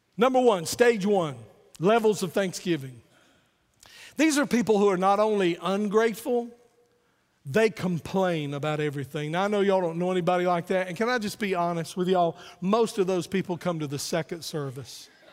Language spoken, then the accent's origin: English; Wayne County, North Carolina, United States; I'm from Wayne County, North Carolina